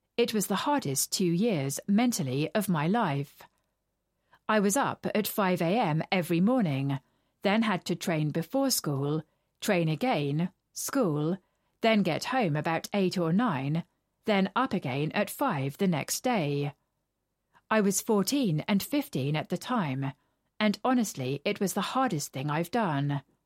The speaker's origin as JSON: {"language": "English", "town": "Motherwell", "region": "Scotland", "country": "United Kingdom", "tie": "born or raised there", "also_born_or_lived": "Douglas, Isle of Man", "moved": "as an adult", "lives_now": "London, United Kingdom", "said": "I was born in Douglas, Isle of Man, but I moved to Motherwell really young. We stayed in a tower block in Muirhouse."}